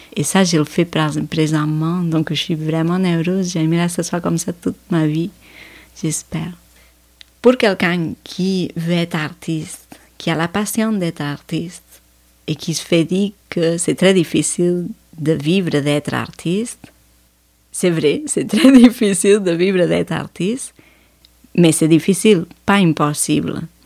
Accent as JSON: {"language": "French", "country": "Spain", "moved": "yes", "said": "je viens de l'Espagne, je viens de l'Europe"}